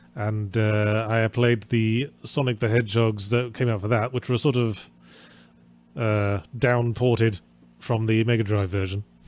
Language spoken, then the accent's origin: English; England, United Kingdom; I'm English